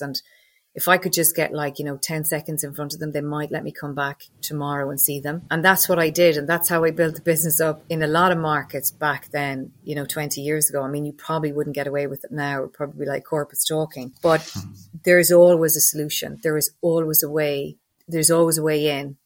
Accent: Loughrea, Connacht, Ireland; I grew up in Loughrea, County Galway, one of five kids.

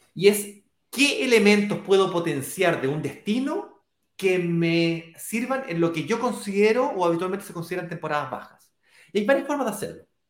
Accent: Chile; mi país natal, Chile

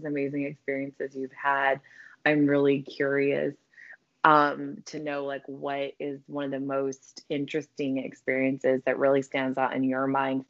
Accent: Colorado, United States; now in California, United States; I'm originally from Colorado

